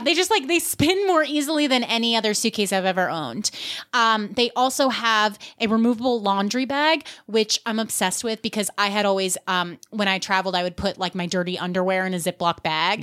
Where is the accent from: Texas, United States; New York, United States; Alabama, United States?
New York, United States; Westchester; I'm from New York